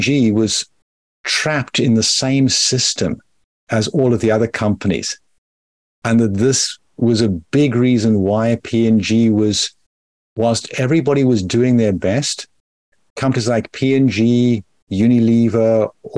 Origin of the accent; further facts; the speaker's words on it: South Africa; also born or lived in Rusape, Zimbabwe; I grew up in apartheid South Africa